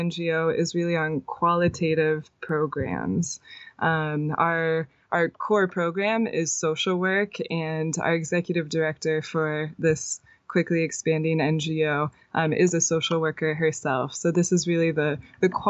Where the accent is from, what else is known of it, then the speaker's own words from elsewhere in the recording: United States; moved away as an adult; also born or lived in France / Boulder, Colorado; now in Chiang Mai, Thailand; I'm from the States originally